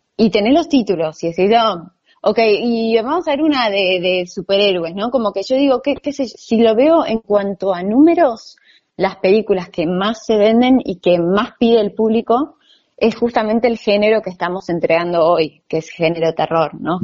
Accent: Buenos Aires, Argentina; soy argentina, nací acá, pero soy segunda generación croata

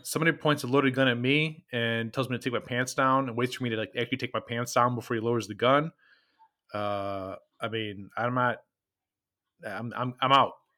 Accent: Midwest, United States; we are from the Midwest

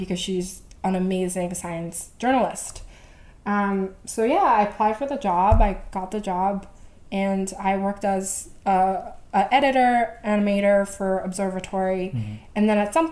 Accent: Vancouver, British Columbia, Canada; moved away as an adult; also born or lived in Korea; now in New York, United States; I grew up in Korea, and then I moved to Vancouver, where I grew up most of my life

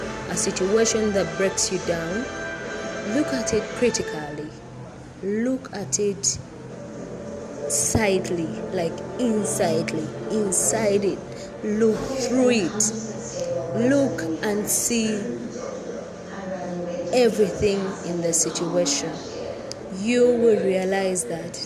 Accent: Uganda; I'm from Uganda and I'm a Ugandan

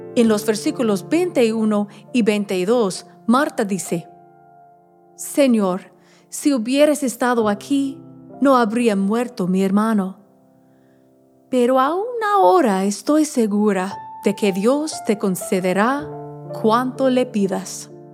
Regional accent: Alabama, United States; mi pueblo en Alabama

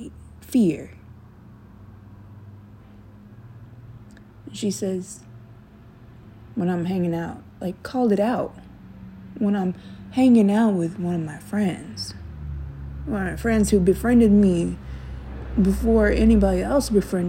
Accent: Memphis, Tennessee, United States; also born or lived in California; I grew up in Memphis, Tennessee, from California

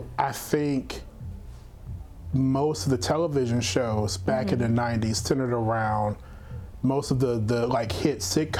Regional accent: Louisiana, United States; growing up in Louisiana, I don't think I knew anyone with a Sega.

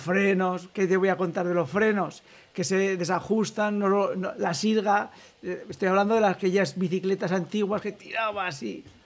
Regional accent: Almudévar, Aragon, Spain; yo como soy de pueblo también y, soy de Almudévar

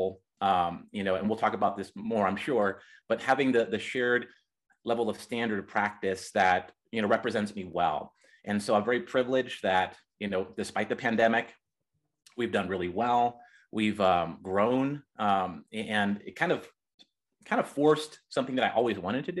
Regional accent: Reading, Pennsylvania, United States; moved away as an adult; now in Colorado, United States; I'm originally from Pennsylvania, Reading, Pennsylvania, the Reading Railroad and Monopoly Board, that's where I was born

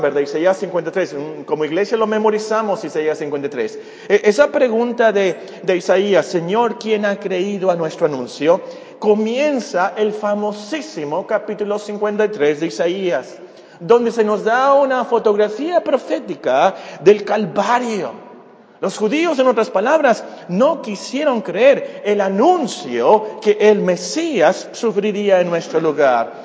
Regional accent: Mexico; Como mexicanos nosotros somos gentiles

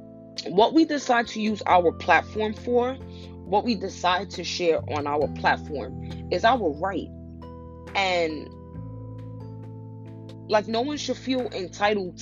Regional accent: New York, United States; I'm from New York.

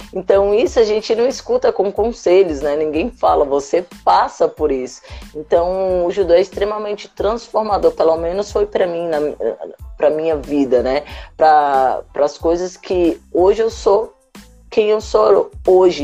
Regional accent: Brasília, Federal District, Brazil; Eu sou natural de Brasília, na cidade satélite da Ceilândia

